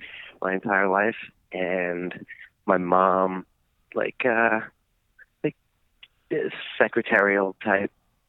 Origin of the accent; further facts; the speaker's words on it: Bellmore, New York, United States; He's from Merrick, and I'm from Belmore, and they're two towns next to each other on Long Island in New York.